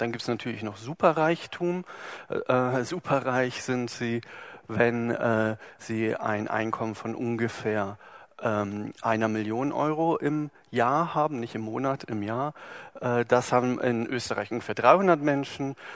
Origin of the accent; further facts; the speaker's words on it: Germany; wir sind in Deutschland geboren, also ich